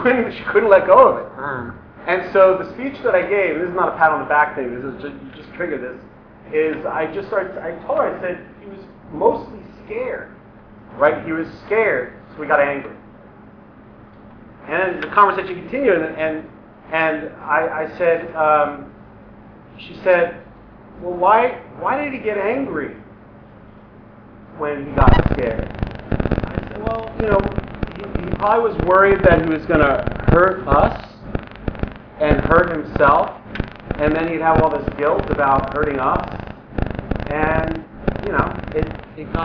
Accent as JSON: {"language": "English", "region": "New York", "country": "United States", "moved": "as an adult", "lives_now": "Los Angeles, United States", "said": "I'm from New York originally. I moved out to LA in 2002."}